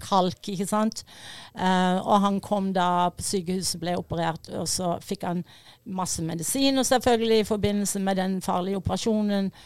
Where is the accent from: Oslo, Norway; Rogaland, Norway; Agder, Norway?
Agder, Norway; Fevik; accent: Fevik dialect; moved away; also born or lived in United States; Fevik-dialekten min